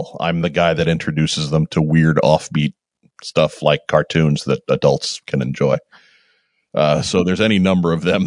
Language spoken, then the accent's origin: English; Long Island, New York, United States; we grew up on Long Island. We're from New York